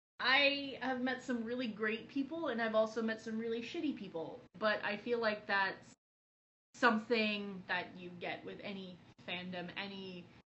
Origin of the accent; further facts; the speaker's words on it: California, United States; moved away; one of my hometown cons when I came back to California